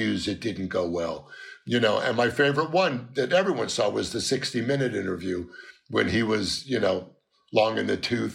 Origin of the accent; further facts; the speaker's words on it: Los Angeles, California, United States; everyone thinks I'm from the East, but I was born and raised in Los Angeles